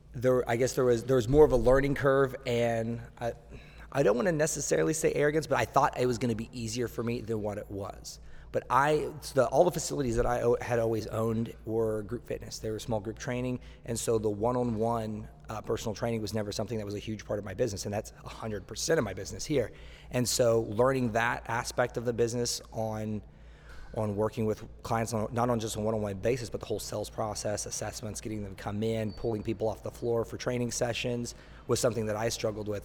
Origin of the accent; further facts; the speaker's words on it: Tulsa, Oklahoma, United States; now in Miami Beach, United States; I am from Tulsa, Oklahoma